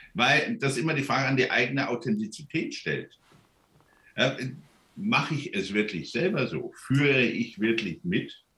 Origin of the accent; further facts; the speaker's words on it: Germany; wir als Deutsche